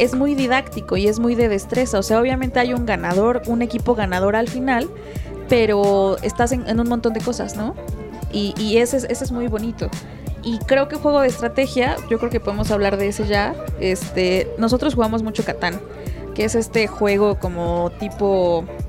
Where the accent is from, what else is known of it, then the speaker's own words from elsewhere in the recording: Mexico; nosotros como niños mexicanos